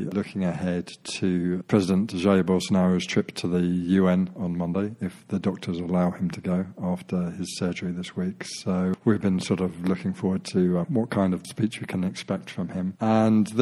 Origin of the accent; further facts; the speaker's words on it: London, United Kingdom; I was born in Farnborough, which is basically a suburb of London, southeast London.